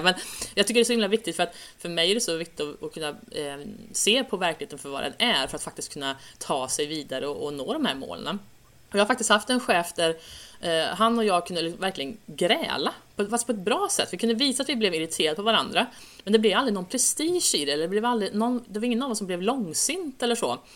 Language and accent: Swedish; Säffle, Värmland, Sweden; moved away; Jag kommer ju från Värmland från början